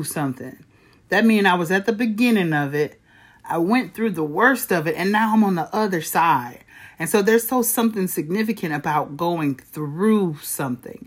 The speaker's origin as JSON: {"language": "English", "town": "Flint", "region": "Michigan", "country": "United States", "tie": "born or raised there", "said": "I was born and raised in Flint, Michigan"}